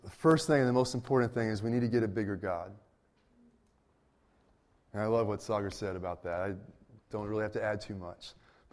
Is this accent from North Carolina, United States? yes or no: no; Berkeley, California, United States; I grew up in the Berkeley area